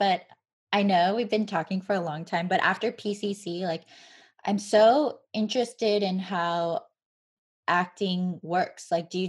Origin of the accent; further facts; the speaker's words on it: Arcadia, California, United States; moved away; also born or lived in Colorado; growing up in Arcadia High School, 80% of us are Asians.